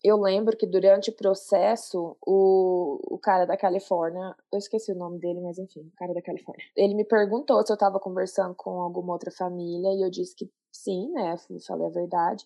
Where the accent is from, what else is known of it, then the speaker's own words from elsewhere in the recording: Goiânia, Goiás, Brazil; moved away as an adult; also born or lived in Denver, Colorado; now in Colorado, United States; eu sou de Goiânia e moro aqui nos Estados Unidos já vai fazer cinco anos